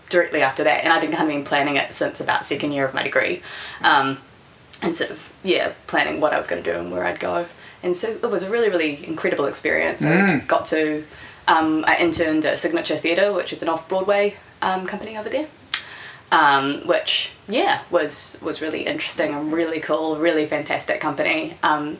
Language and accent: English; Wellington, New Zealand; also born or lived in New York; So I was born in Wellington and I've lived here my whole life, except 1 year I lived in New York